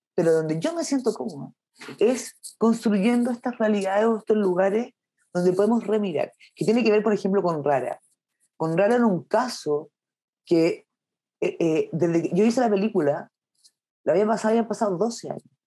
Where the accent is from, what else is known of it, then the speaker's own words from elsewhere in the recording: Curicó, Maule, Chile; moved away; Yo soy de Curicó, de región, donde no había cine, hasta el día de hoy no hay